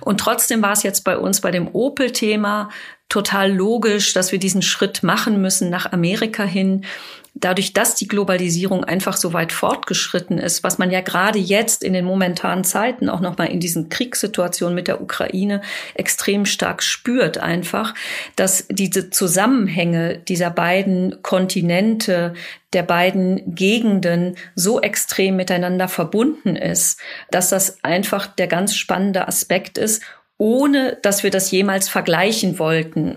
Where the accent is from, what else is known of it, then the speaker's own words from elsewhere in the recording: Dortmund, North Rhine-Westphalia, Germany; also born or lived in Bochum; ich selber komme aus Dortmund